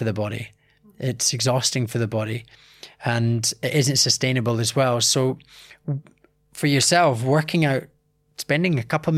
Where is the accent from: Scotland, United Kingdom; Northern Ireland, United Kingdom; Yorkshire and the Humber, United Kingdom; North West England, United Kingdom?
Scotland, United Kingdom; from a young age doing martial arts, growing up in Scotland